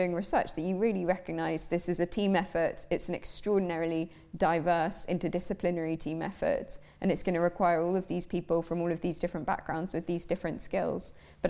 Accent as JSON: {"language": "English", "region": "New York", "country": "United States", "tie": "born or raised there", "said": "I lived in New York, I grew up in New York."}